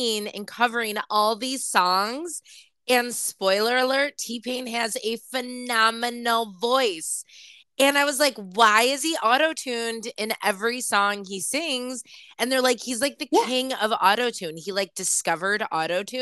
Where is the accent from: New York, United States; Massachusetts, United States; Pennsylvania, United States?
New York, United States; Buffalo; we're Buffalo. We're from Buffalo